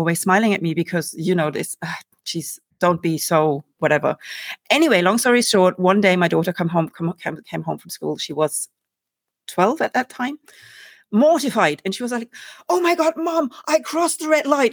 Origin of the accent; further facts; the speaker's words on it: Germany; moved away; we Germans do this as well